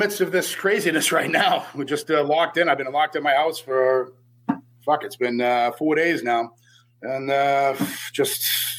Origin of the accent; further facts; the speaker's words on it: Boston, Massachusetts, United States; accent: Boston; No, fuck no. I'm from Boston. Fuck yeah.